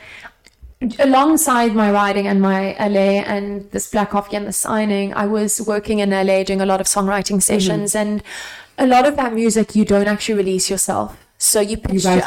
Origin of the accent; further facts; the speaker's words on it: South Africa; now in London, United Kingdom; from South Africa